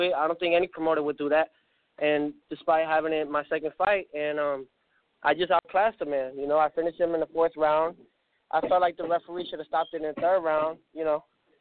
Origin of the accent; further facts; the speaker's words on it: New York City, New York, United States; now in Florida, United States; I was born in Brooklyn, New York